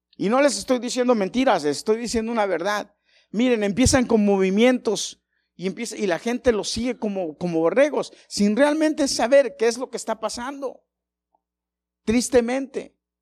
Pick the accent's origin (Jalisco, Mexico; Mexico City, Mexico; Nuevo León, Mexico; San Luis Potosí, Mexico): Mexico City, Mexico; yo nací en un barrio peligrosito, malo. Y crecí ahí